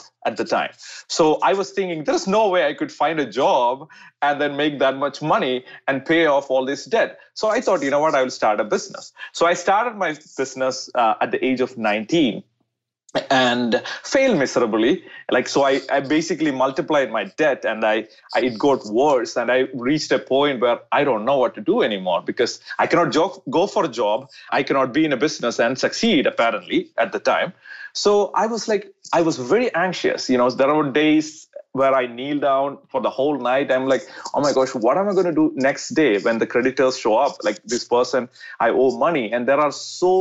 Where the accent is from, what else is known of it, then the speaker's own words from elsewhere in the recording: India; I was born in India.